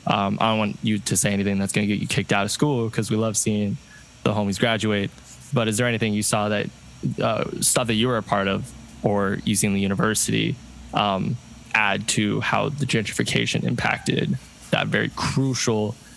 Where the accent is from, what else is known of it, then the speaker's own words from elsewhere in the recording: Seattle, Washington, United States; growing up in Seattle our whole lives